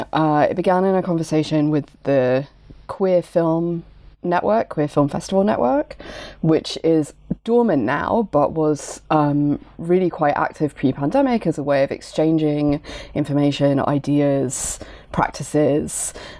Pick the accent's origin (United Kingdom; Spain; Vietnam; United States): United Kingdom; I'm a member of queer feminist film curation collective Club des Femmes, although we are British, not French.